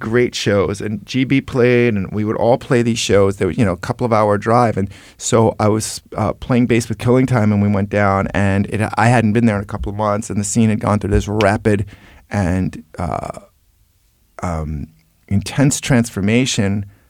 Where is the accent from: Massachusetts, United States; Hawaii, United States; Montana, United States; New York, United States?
New York, United States; I'm from New York